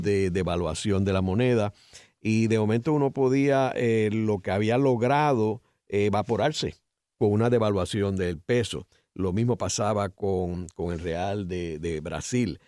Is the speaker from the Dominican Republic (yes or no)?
no; Puerto Rico; nosotros tres pues somos puertorriqueños